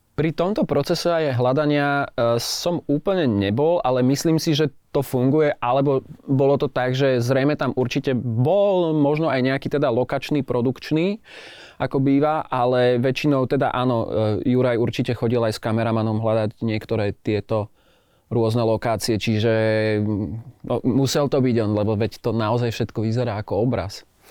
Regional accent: Martin, Žilina Region, Slovakia; now in Bratislava, Slovakia; Ja som sa narodil teda síce v Martine, žijem v Bratislave

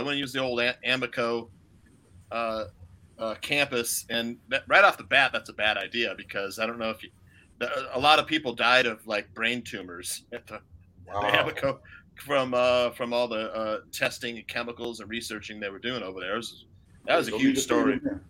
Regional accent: Naperville, Illinois, United States; now in Des Moines, United States; my hometown's Naperville, Illinois, but I live in Des Moines now. But I moved out here.

